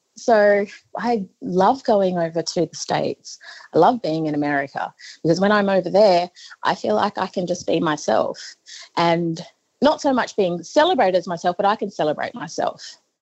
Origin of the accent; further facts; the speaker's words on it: northeast Arnhem Land, Northern Territory, Australia; I'm a very proud Yolngu woman from northeast Arnhem Land